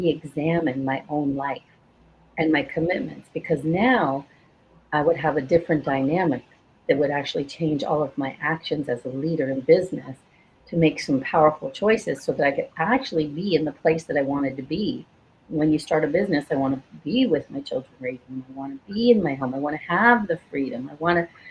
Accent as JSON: {"language": "English", "region": "Scotland", "country": "United Kingdom", "tie": "born or raised there", "said": "I was born in Scotland"}